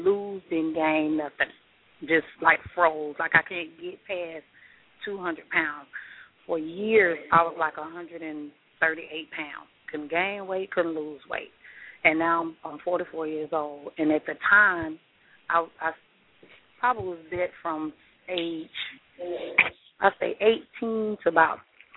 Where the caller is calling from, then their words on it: Mississippi, United States; I'm calling from Mississippi. I'm at work.